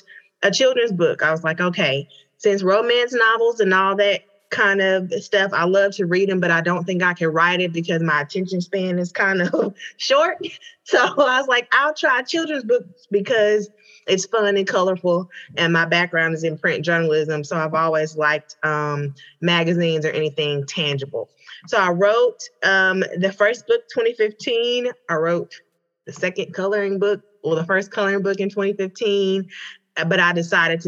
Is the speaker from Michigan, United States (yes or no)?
no; Hope, Arkansas, United States; moved away as an adult; now in Atlanta, United States; So I am originally from Hope, Arkansas, but I live in Atlanta, Georgia now.